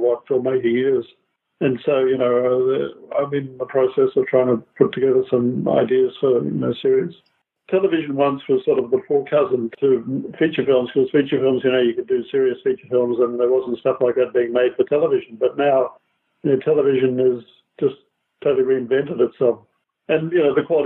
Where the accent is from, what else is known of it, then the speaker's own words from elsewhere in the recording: Australia; moved away; also born or lived in New Zealand / America; I was born in Australia, and then I was actually going to be a geologist, and I went to New Zealand and finished up living there